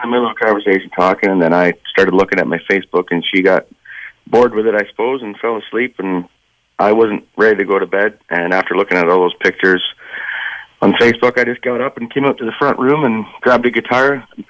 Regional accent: Canada; as a hockey player growing up, and just as a Canadian

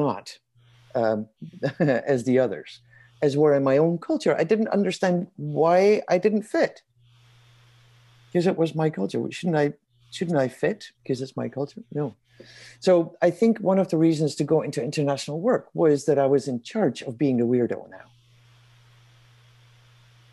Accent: Netherlands; moved away as an adult; also born or lived in Kosovo / Kenya / Sudan / Afghanistan; now in Canada; I was born and raised in the Netherlands

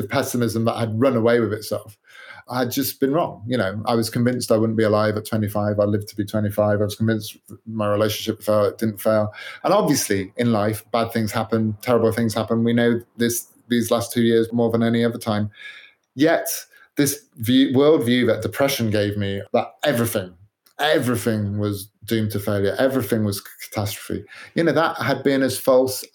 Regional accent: United Kingdom; I'm British

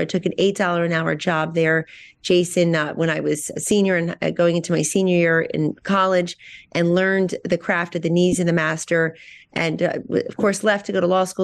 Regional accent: Hamilton, New Jersey, United States; my hometown of Hamilton, New Jersey, Blueberry Capital of the World.

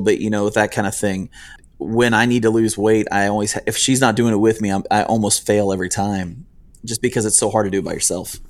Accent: United States; moved away as an adult; also born or lived in northern Ohio / upstate New York; now in Nicholasville, United States; actually grew up in northern Ohio and upstate New York.

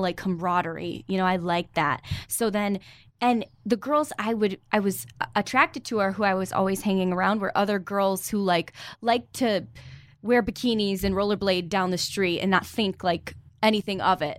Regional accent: New York, United States; I'm from New York

